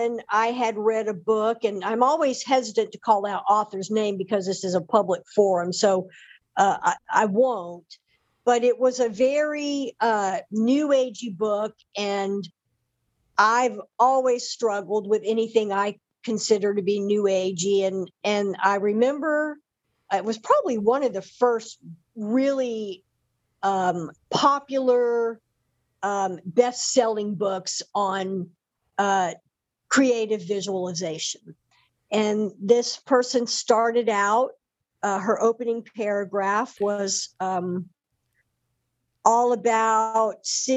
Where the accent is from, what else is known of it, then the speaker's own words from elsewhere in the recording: Deep South, United States; I come from the Deep South, raised in a very conservative Southern Baptist church